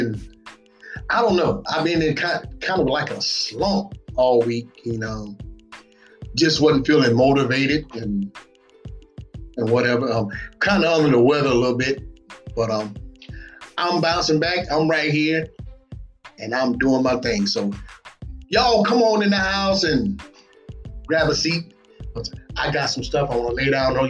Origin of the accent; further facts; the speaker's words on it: Batesburg-Leesville, South Carolina, United States; all my folks right here in my hometown, Batesburg, Leesville